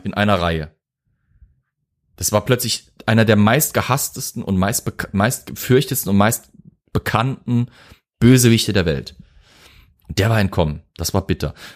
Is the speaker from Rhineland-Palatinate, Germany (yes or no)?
yes; Zweibrücken, Rhineland-Palatinate, Germany; ich bin ja aus Zweibrücken, war ein US-Flughafen äh, eine ganze Weile lang, bis dann eben Rammstein das Ganze mitgeschluckt hat und der wichtigste Stützpunkt war. Bei uns in der Heimat